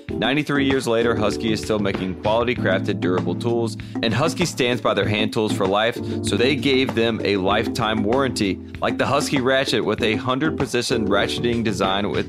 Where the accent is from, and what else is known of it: North Carolina, United States; born or raised there; moved away